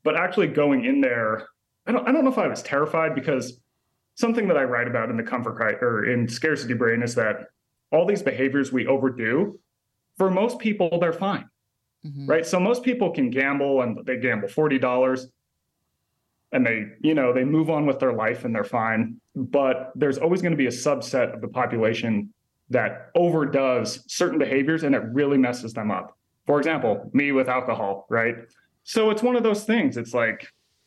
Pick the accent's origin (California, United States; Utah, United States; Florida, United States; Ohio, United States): Utah, United States; moved away as an adult; also born or lived in East Coast; I grew up in Utah and left when I was 18